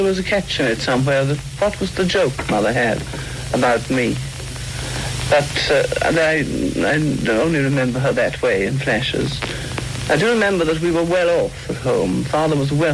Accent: Limerick, Munster, Ireland; I was born in Limerick a long time ago

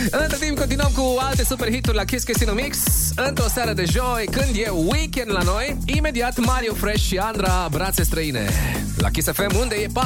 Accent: Dej, Cluj County, Romania; din Dej, pentru toată familia mea minunată

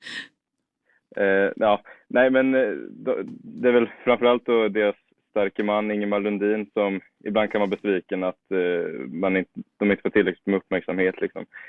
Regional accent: Motala, Östergötland, Sweden; also born or lived in Norrköping; Jag är ju från Norrköpingstrakten från början. Sen flyttade vi med familjen till eh, Motala, så växte jag väl stora delar upp där.

